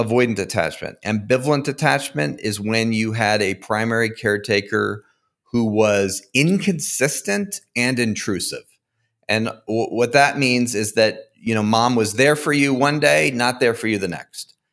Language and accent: English; Connecticut, United States; now in Fort Collins, United States; I grew up in Connecticut, but I currently live in Fort Collins, Colorado